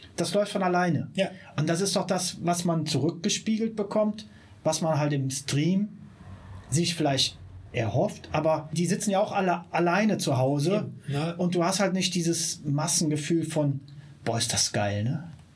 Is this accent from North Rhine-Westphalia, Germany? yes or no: yes; Siegburg, North Rhine-Westphalia, Germany; born or raised there; moved away as an adult; now in Bonn, Germany